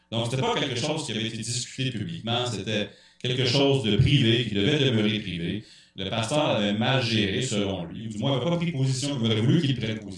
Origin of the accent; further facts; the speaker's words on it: Montreal, Quebec, Canada; je venais de Montréal